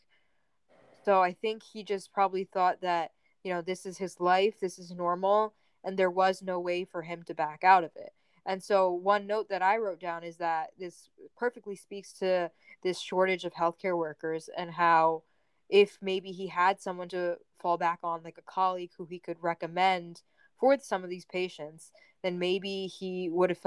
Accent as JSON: {"language": "English", "region": "New Jersey", "country": "United States", "said": "we're from New Jersey"}